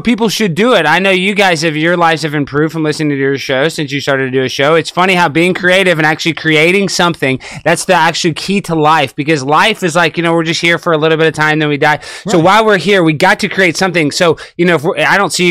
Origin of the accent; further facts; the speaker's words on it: Dallas, Texas, United States; I'm from Dallas. I'm East Texas.